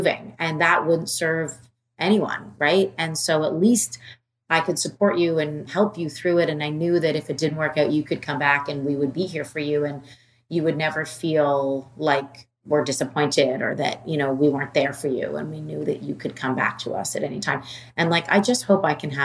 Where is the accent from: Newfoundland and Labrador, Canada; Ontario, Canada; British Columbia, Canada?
Ontario, Canada; Toronto; moved away as an adult; also born or lived in New York City; I'm from Toronto